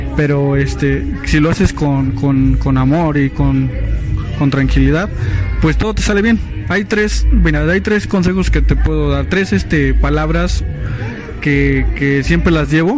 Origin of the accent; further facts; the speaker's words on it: Tampico, Tamaulipas, Mexico; moved away; also born or lived in Misiones de San Francisco; tuve que ir a la ciudad de Tampico Tamaulipas que yo soy de bueno soy de allá este tuve que ir a, mi ciudad natal